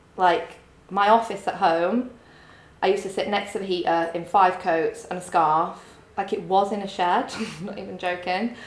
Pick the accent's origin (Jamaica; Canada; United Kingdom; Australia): United Kingdom; Grimsby, Yorkshire and the Humber; moved away as an adult; I'm from Grimsby.